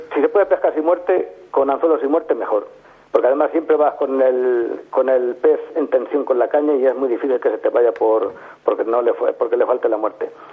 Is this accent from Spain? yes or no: yes; hometown on the Guadiela river, Castilla-La Mancha, Spain; empecé a pescar en el río de mi pueblo, un río que se llama Guadiela